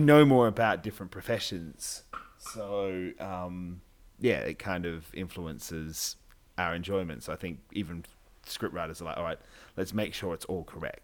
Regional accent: Australia; we're Australian

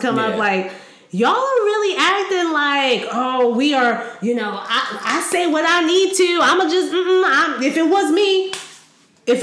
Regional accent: Howard County, Maryland, United States; I grew up in Howard County.

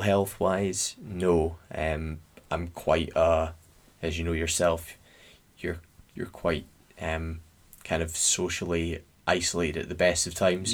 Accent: Scotland, United Kingdom; we're Scottish

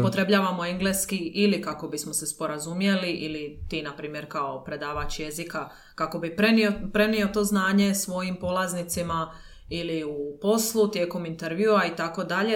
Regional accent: Dalmatia, Croatia; ja sam iz Dalmacije

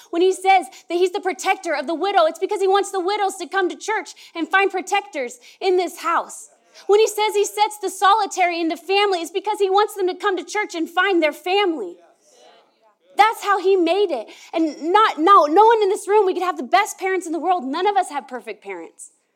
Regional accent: Merced, California, United States; now in Oregon, United States; I was born in, in Merced, California.

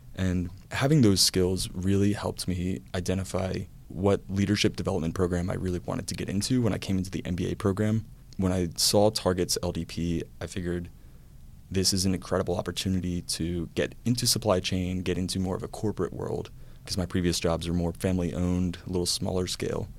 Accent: Louisiana, United States; moved away as an adult; also born or lived in Georgia / North Carolina; I am a Louisiana native. So I grew up in Louisiana

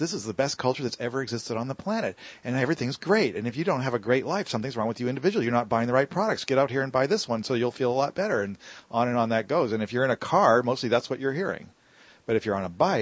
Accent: San Francisco, California, United States; I'm from San Francisco

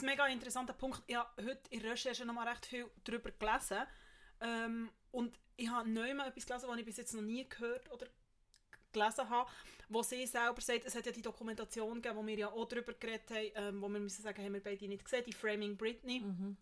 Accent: Bern, Switzerland; als Bernerin

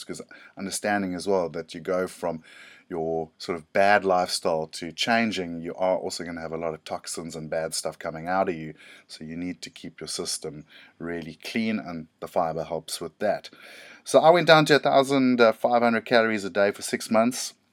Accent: South Africa; I'm from South Africa

